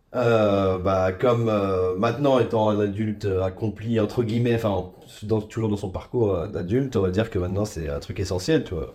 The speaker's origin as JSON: {"language": "French", "town": "Charleville-Mézières", "region": "Grand Est", "country": "France", "tie": "born or raised there", "said": "je suis originaire des Ardennes, donc dans le nord-est"}